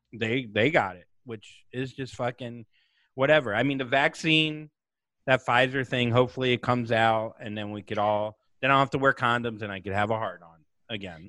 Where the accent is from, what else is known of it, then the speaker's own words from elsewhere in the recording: Vero Beach, Florida, United States; moved away; my hometown of Vero Beach